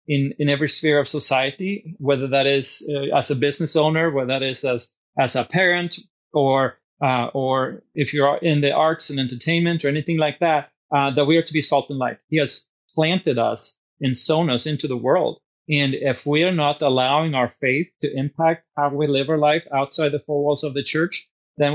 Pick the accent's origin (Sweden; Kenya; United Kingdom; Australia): Sweden; now in Washington, United States; I grew up in Sweden and I'm a naturalized citizen